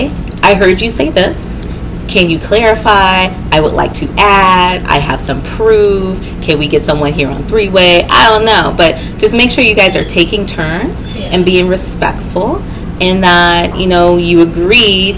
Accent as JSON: {"language": "English", "region": "the South", "country": "United States", "said": "we are from the South"}